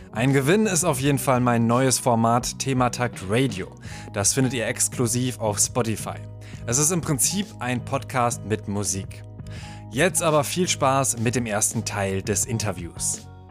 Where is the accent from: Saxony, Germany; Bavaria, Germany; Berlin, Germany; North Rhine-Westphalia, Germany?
North Rhine-Westphalia, Germany; town neighbouring Kamen; ich komme aus Aalen. Da ist man äh, ein Nachbar.